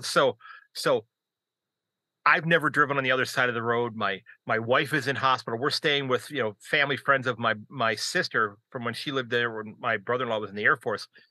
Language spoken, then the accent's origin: English; United States; I'm an American